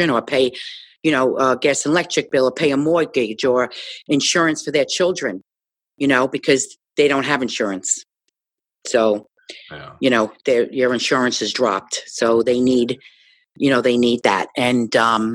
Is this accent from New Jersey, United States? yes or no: yes; Jersey City, New Jersey, United States; when I grew up in Jersey City